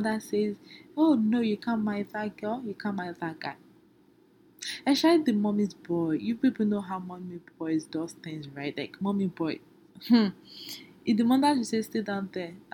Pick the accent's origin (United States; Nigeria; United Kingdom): Nigeria; I'm from Nigeria